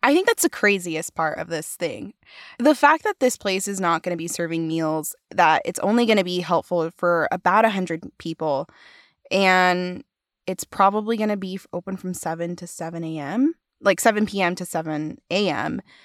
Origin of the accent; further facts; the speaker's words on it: Provo, Utah, United States; Provo is my hometown